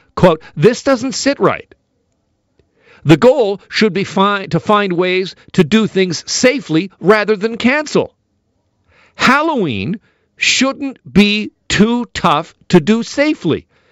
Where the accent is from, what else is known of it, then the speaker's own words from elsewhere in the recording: Burlington, Ontario, Canada; the good folks in Burlington, my hometown